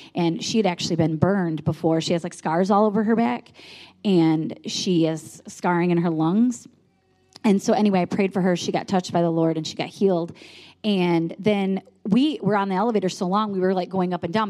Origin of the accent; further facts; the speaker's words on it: Michigan, United States; we're from Michigan